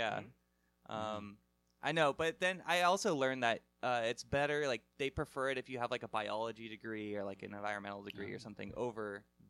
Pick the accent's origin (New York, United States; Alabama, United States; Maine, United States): New York, United States; New York City; I'm from New York City. Sure. I don't know anything about snow leopards.